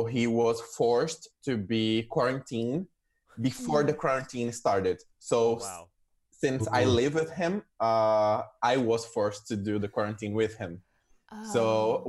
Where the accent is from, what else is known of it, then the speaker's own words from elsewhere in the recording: Brazil; English is a second language; also born or lived in Budapest, Hungary / Italy / São Paulo, Brazil; now in Buenos Aires, Argentina; I am zooming in from Buenos Aires, Argentina, and I am actually a Brazilian. I wasn't born here